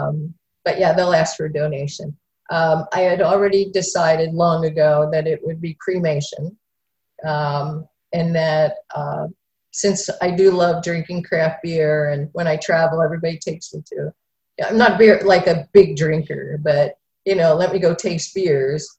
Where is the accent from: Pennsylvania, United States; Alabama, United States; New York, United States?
Pennsylvania, United States; Philadelphia; I grew up in Philadelphia